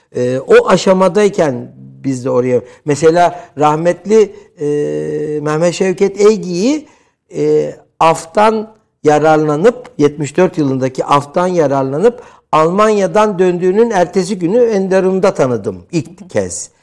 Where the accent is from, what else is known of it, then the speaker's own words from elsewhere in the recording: Istanbul, Turkey; 70'li yıllarda İstanbul Cerrahpaşa doğumluyum ki Cerrahpaşalılığı e, özellikle e, vurgularım.